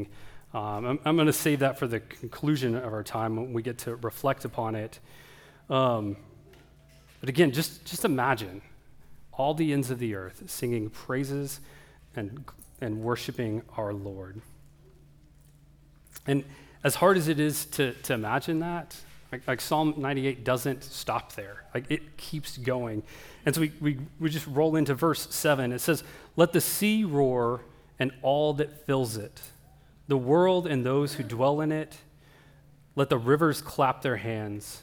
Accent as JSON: {"language": "English", "region": "Oklahoma", "country": "United States", "tie": "born or raised there", "said": "I grew up in Oklahoma"}